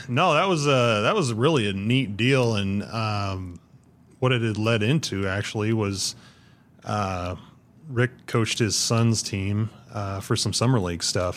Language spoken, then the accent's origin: English; Ashland, Nebraska, United States; I grew up on the, the northwest corner of Ashland, just, uh, just outside of town